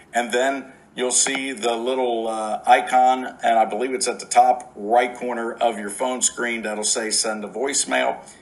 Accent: Cincinnati, Ohio, United States; right here in my hometown

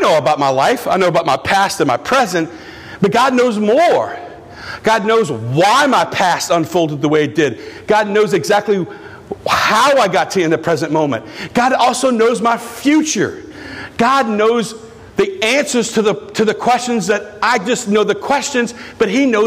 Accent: Houma, Louisiana, United States; I'm from Houma

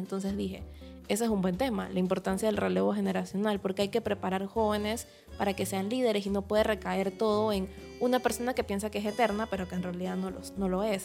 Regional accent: Panama; soy escritora panameña

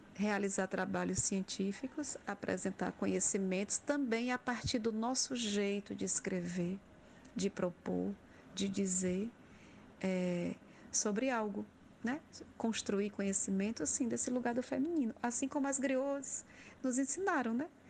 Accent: Crato, Ceará, Brazil; Eu sou da região do Cariri também, nasci na cidade do Crato.

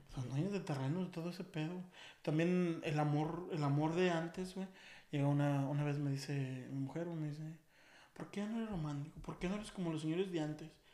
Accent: Aguascalientes, Mexico; moved away; Yo soy de. Que dicen que Aguascalientes es un rancho

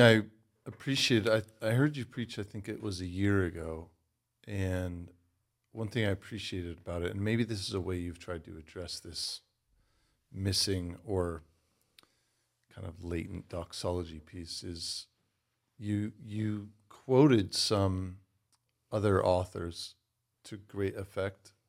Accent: Los Angeles, California, United States; also born or lived in England; now in Michigan, United States; I'm actually from L

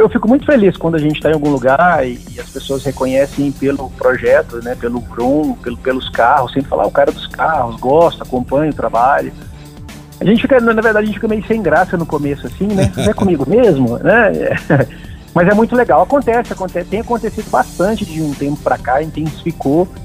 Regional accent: Minas Gerais, Brazil; moved away as an adult; now in Brasília, Brazil; Eu sou de Minas. Isso. Sou de Minas. Tem dez anos que eu moro em Brasília.

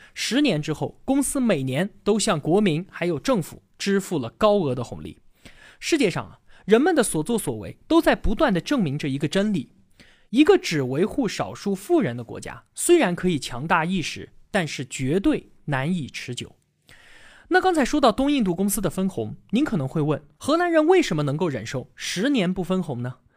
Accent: China; 我们中国人

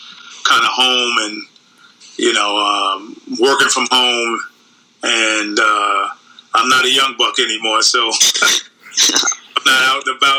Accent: New York City, New York, United States; growing up in those times, it was kind of rough. It was kind of dangerous in Harlem

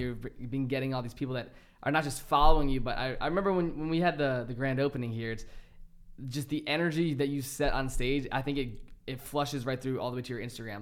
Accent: a small town in Virginia, United States; coming from a small town in Virginia

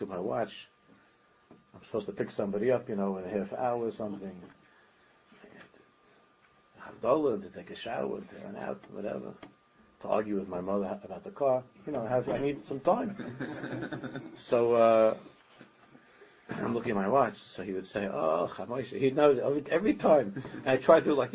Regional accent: New York City, New York, United States; where I grew up in Daven, where we lived in Queens

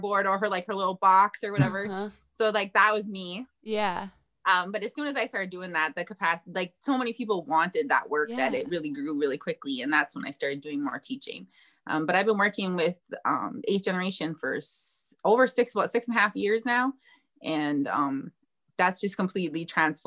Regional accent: Fond du Lac, Minnesota, United States; I'm from Fond du Lac

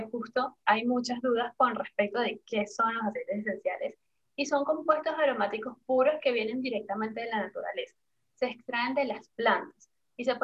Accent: Caracas, Capital District, Venezuela; moved away as an adult; now in Panama; de Caracas. Eh, me vine a Panamá hace, ya van a ser cinco años

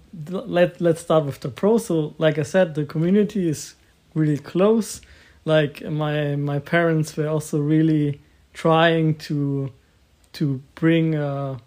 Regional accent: Klein Eitingen, Bavaria, Germany; moved away; also born or lived in Augsburg; I was born in Augsburg, but I was raised in a little village called Klein Eitingen.

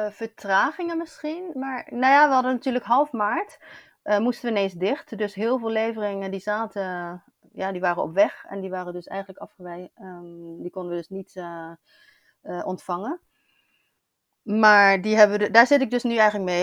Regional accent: Rotterdam, South Holland, Netherlands; moved away as an adult; now in Barcelona, Spain; ik ben in Rotterdam geboren en ik woon nu al sinds jaar in, eh, in Barcelona.

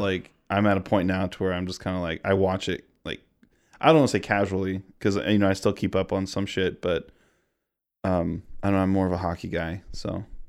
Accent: Missouri, United States; born and raised in Missouri, grew up here, lived here almost, actually, my entire life.

